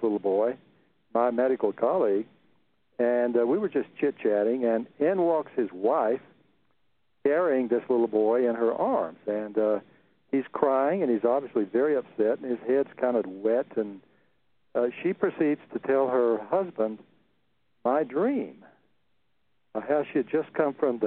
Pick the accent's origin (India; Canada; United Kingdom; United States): United States; central Texas; born or raised there